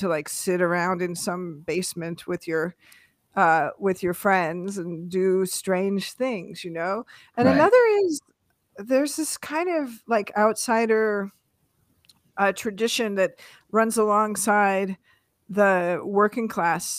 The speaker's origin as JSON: {"language": "English", "town": "Seattle", "region": "Washington", "country": "United States", "tie": "born or raised there", "said": "growing up in Seattle"}